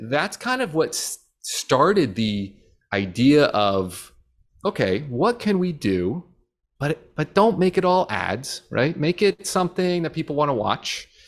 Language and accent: English; New Jersey, United States; moved away as an adult; now in Florida, United States; we grew up in New Jersey